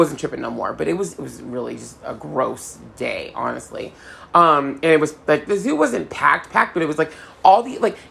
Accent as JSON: {"language": "English", "region": "Southern California", "country": "United States", "said": "I'm from Southern California"}